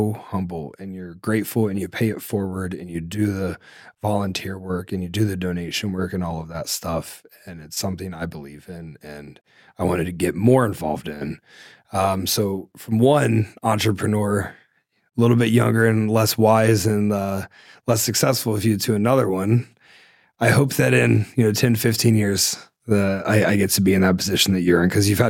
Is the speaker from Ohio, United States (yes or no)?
yes; Ohio, United States; I'm from Ohio.